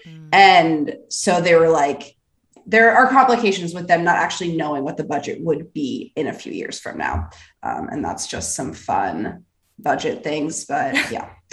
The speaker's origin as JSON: {"language": "English", "town": "Philadelphia", "region": "Pennsylvania", "country": "United States", "tie": "born or raised there", "said": "from my hometown, the SEPTA Union in Philadelphia"}